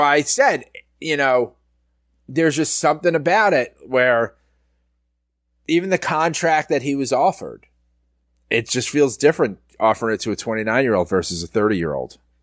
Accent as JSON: {"language": "English", "region": "New York", "country": "United States", "said": "I'm from New York"}